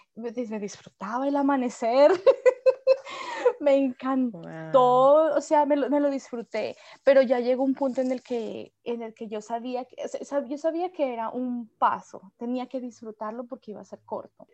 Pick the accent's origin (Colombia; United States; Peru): Colombia; moved away as an adult; now in Melbourne, Australia; en el mismo Colombia, yo también dejé mi, mi pueblo